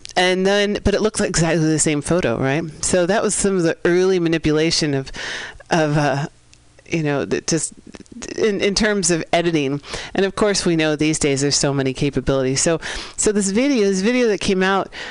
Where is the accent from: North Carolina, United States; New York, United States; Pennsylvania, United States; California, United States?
California, United States; San Francisco; holding it down in the Mission District of San Francisco, my hometown, five generations, six generations deep actually